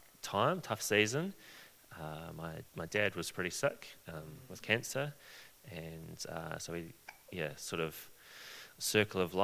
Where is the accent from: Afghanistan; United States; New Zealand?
New Zealand; Christchurch, Canterbury; also born or lived in Wellington; I grew up in Christchurch